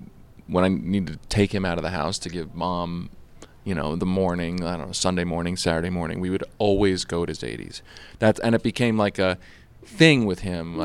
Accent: East Coast, United States; I mean, I think growing up on the East Coast, you in some ways, you don't even realize it is a specialty.

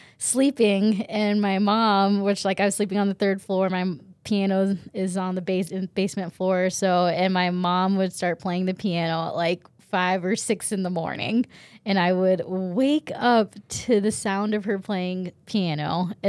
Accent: Japan; born there; And then not only that, I was born in Japan. So my parents, I'm not Japanese, but my parents decided to move to Japan with two kids already

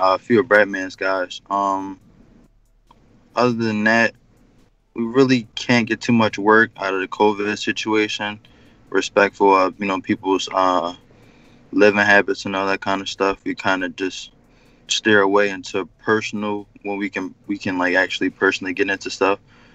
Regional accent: Philadelphia, Pennsylvania, United States; I'm from West.

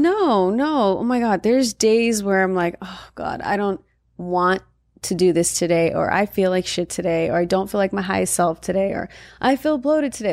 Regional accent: Valencia, California, United States; moved away as an adult; I grew up in Valencia, and Valencia is primarily Caucasian

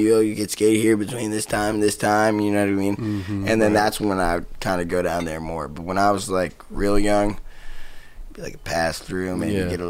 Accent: New Jersey, United States; I was still in Jersey, like fucking... Yeah. Like in my hometown, just like...

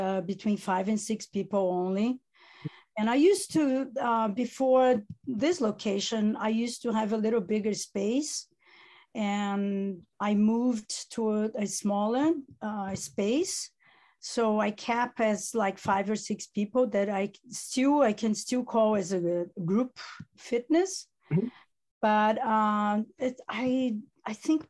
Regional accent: Italy; accent: Italian; first language Italian; English is a second language; moved away

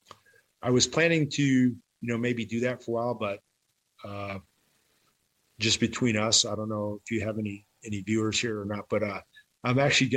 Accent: Wisconsin, United States; accent: Wisconsin; moved away as an adult; also born or lived in Texas; I retired and moved back to Wisconsin

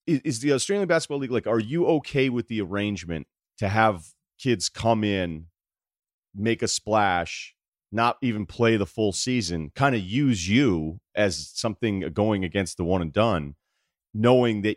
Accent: United States; as an American

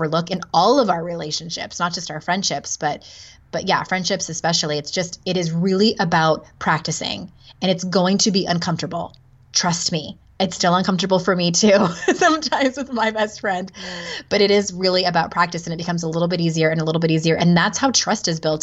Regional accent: San Diego, California, United States; moved away as an adult; also born or lived in Utah; I'm born and raised in San Diego.

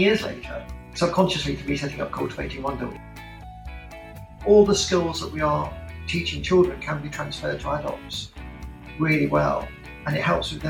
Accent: Sheffield, Yorkshire and the Humber, United Kingdom; moved away as an adult; also born or lived in New York / London; growing up in Sheffield

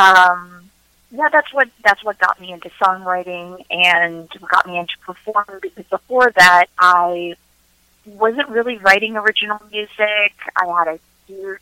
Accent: Northern Virginia, United States; also born or lived in Washington, D.C. / Seoul, South Korea / Wyoming; now in Maryland, United States; I grew up in Northern Virginia. I've also lived in D.C. for 5 or 6 years, and now I'm in Maryland

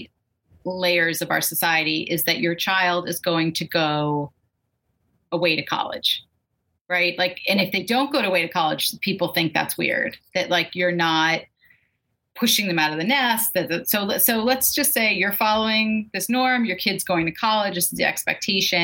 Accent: Brooklyn, New York, United States; I grew up in Brooklyn, and where I grew up in Brooklyn at that time

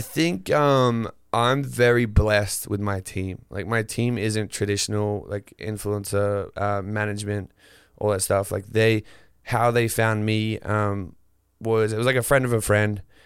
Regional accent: northern Queensland, Australia; moved away as an adult; where I grew up in northern Queensland

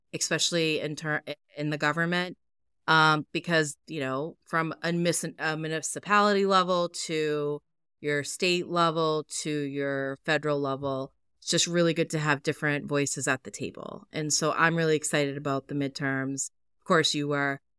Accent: Massachusetts, United States; my home state

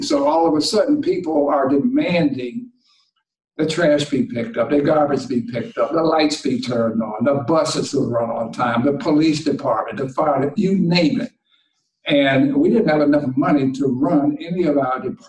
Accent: Washington, District of Columbia, United States; moved away as an adult; also born or lived in Syracuse / Detroit; the older guys in the neighborhood where I grew up in Washington.

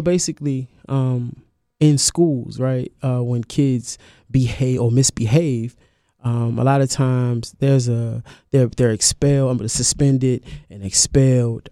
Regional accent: Washington, District of Columbia, United States; I'm from Washington D.C.

